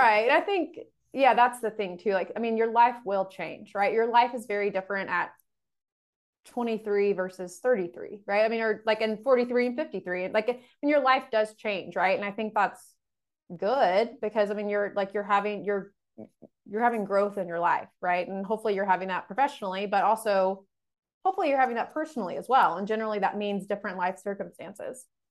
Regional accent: Dallas, Texas, United States; moved away as an adult; also born or lived in Indiana; I'm from the Dallas area

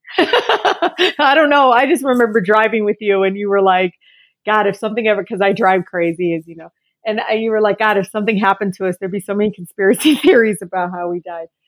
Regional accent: Detroit, Michigan, United States; I grew up, I was born and raised in Detroit

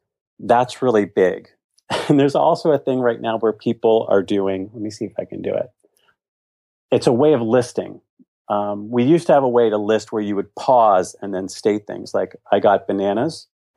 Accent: Virginia, United States; No, I'm from Virginia.

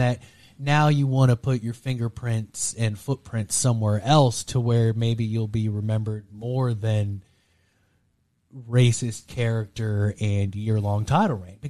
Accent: Texas, United States; I'm from Texas.

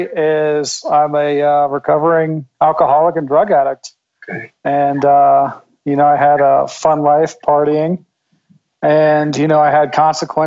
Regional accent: Northern Virginia, United States; born or raised there

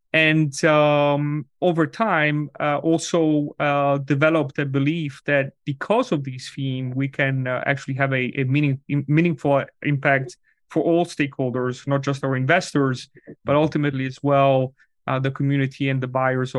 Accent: Switzerland; moved away as an adult; now in United States; I'm originally from Switzerland, where these topics are actually very topical. And when I moved to the US about 15 years ago, I was looking for a residence for my family.

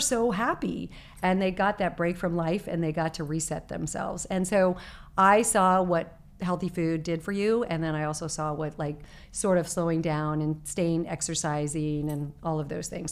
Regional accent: Arizona, United States; moved away; I was growing up in Arizona

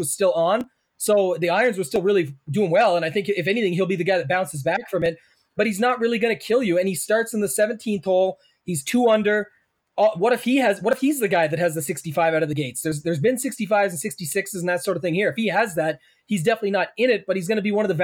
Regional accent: Canada; I'm Canadian

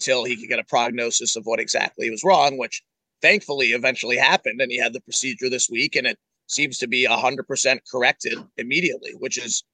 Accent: Pittsburgh, Pennsylvania, United States; now in Nashville, United States; I grew up in Pittsburgh going to games at the Igloo.

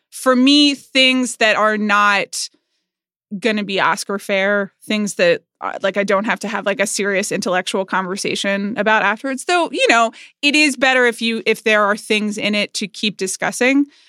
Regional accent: United States; I'm an American.

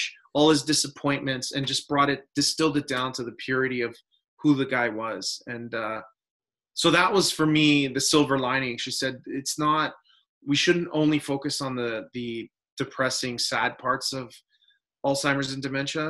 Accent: Canada; I grew up in Canada. All my ancestors are, most of them, in Italy

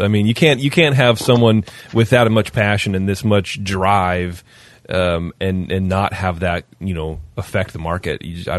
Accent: California, United States; growing up in California

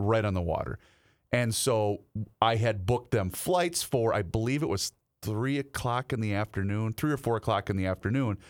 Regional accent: Faribault, Minnesota, United States; my hometown of Faribault

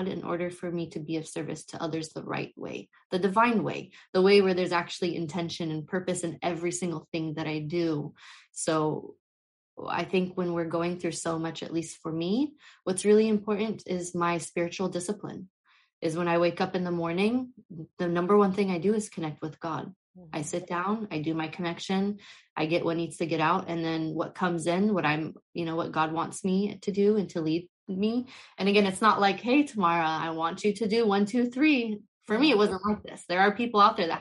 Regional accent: United States; I was born and raised in the US. I come from a Middle Eastern background and culture

